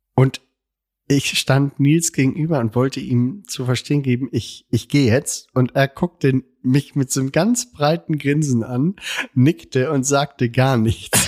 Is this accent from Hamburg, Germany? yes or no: yes; Hamburg, Germany; Ich bin als Hamburger